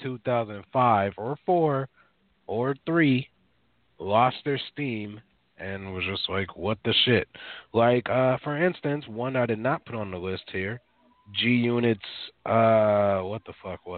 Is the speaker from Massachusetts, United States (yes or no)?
no; Minneapolis, Minnesota, United States; I grew up in North Minneapolis.